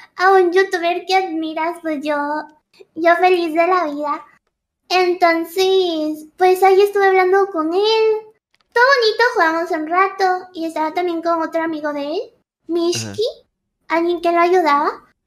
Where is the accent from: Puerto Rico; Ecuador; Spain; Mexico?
Ecuador; soy de Ecuador, soy de un país chiquitito pero bonito